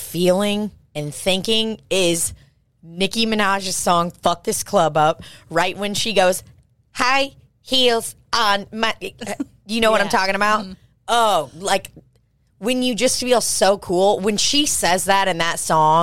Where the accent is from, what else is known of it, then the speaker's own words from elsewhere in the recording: Midwest, United States; I grew up in the Midwest